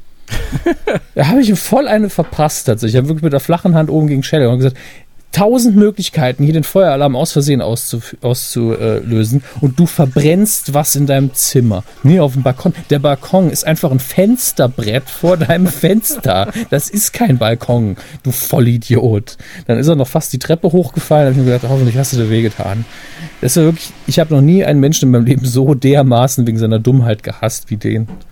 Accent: Saarland, Germany; als Saarländer

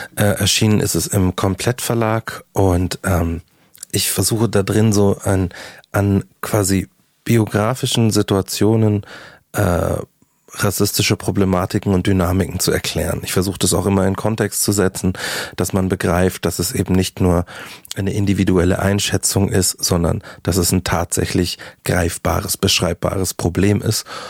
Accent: Markt Schwaben, Bavaria, Germany; also born or lived in Munich; ich komme aus München äh, bin in München quasi geboren, dann auf dem Land aufgewachsen oder äh, ein paar Kilometer vor München

